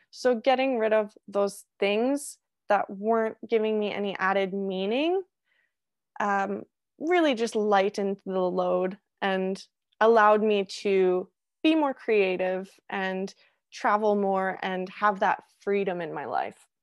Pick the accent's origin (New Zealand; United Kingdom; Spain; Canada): Canada; also born or lived in Australia; as every Canadian does when they wanna travel